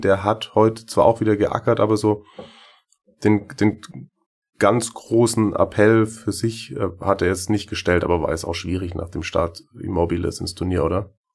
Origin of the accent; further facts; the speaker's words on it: Schwäbisch Hall, Baden-Württemberg, Germany; accent: Swabian; ich versuche das Schwäbeln in der nächsten halben Stunde ein bisschen zu unterdrücken